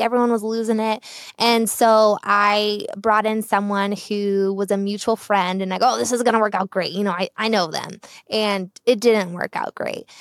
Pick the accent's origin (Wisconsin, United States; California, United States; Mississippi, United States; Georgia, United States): California, United States; Southern; moved away as an adult; now in Boise, United States; I am a Southern California native, born and raised in Southern California. I moved up here to Boise, Idaho in late twenty seventeen